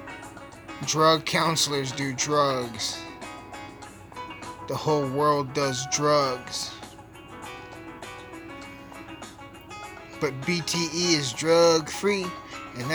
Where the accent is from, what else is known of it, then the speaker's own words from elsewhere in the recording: Alamosa, Colorado, United States; my hometown.